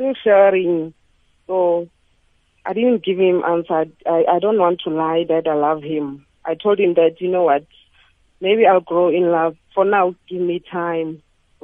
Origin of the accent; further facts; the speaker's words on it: Limpopo, South Africa; moved away as an adult; now in Gauteng, South Africa; We are from Limpopo